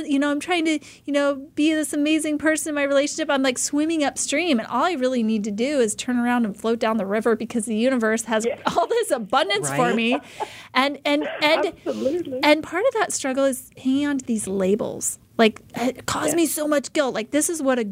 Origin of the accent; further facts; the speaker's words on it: Idaho, United States; moved away as an adult; now in Arizona, United States; I was born and raised in Idaho